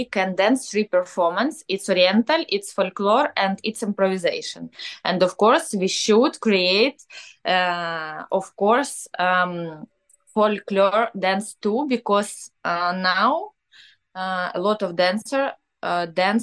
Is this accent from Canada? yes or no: no; Ukraine; born or raised there; English is a second language; now in Kyiv, Ukraine